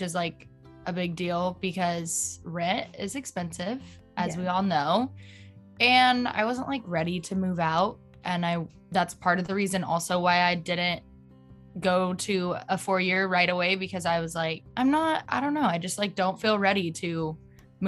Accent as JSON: {"language": "English", "town": "Escalon", "region": "California", "country": "United States", "tie": "born or raised there", "said": "I am from Escalon, California, and I grew up there my whole life, which is like a little town by Modesto and Stockton"}